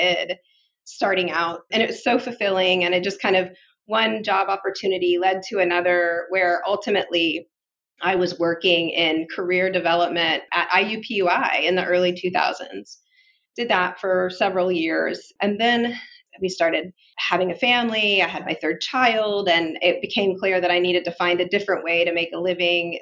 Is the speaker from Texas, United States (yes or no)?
no; Muncie, Indiana, United States; I grew up here in Indiana and on Ball State University's campus